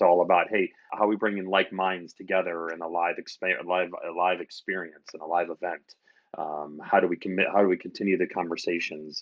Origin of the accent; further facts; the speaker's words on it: outside of Albany, New York, United States; moved away as an adult; also born or lived in Ohio / Nashville, Tennessee; now in Chicago, United States; I'm actually from New York, uh, outside of Albany, where my parents still live.